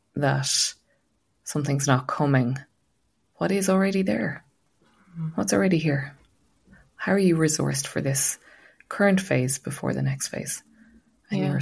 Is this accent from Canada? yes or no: no; Ireland; as Irish people